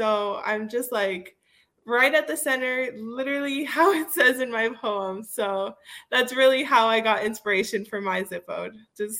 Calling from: South Miami, Florida, United States; I am joining you from South Miami, so my zip code is 33143.

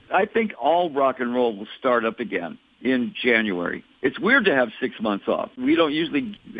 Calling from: Scottsdale, Arizona, United States; I'm calling you from my first home in Scottsdale, but we have a place in McKenna.

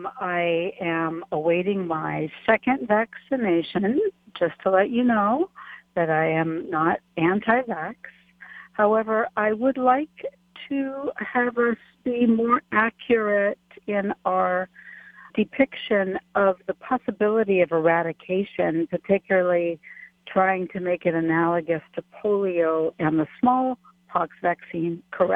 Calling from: Waipahu, Hawaii, United States; I'm calling from Waikele.

